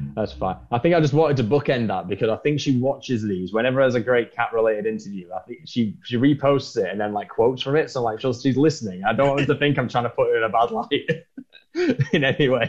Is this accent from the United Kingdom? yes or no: yes; England, United Kingdom; being English